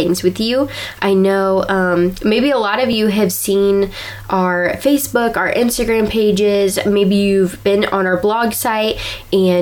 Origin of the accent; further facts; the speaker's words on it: Ohio, United States; we're from Ohio